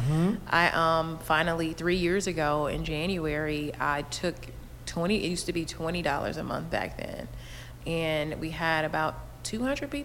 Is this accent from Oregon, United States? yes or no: no; Inglewood, California, United States; moved away; also born or lived in San Francisco / New York; I grew up in Inglewood.